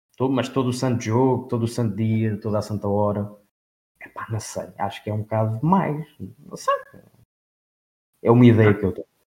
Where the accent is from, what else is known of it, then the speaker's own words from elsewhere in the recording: Portugal; como Tuga, não é? Sou Tuga.